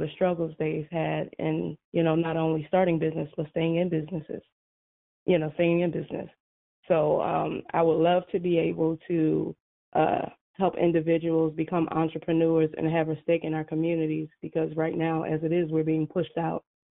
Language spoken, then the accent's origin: English; Philadelphia, Pennsylvania, United States; being African-American, born and raised in Philadelphia